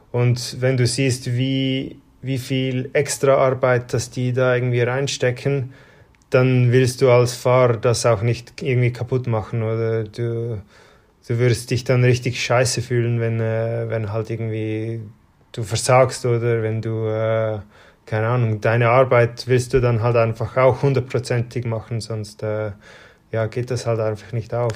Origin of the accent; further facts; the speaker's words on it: Switzerland; in dem Dorf, wo ich aufgewachsen bin